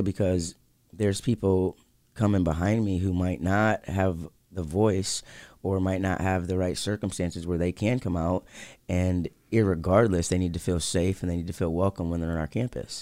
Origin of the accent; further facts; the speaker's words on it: Lansing, Michigan, United States; this is my hometown